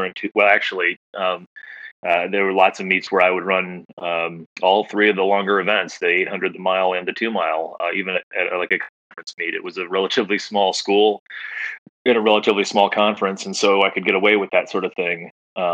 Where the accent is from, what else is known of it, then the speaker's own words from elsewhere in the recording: Macomb, Illinois, United States; also born or lived in Hartford, Connecticut / Northeast US / Naperville, Illinois; I lived from kindergarten till high school in Macomb